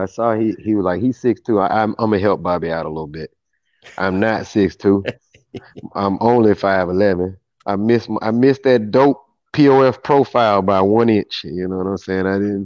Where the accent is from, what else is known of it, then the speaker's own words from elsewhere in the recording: Mississippi, United States; moved away; I'm from Mississippi, and when I was living there, everybody had pretty much that same demeanor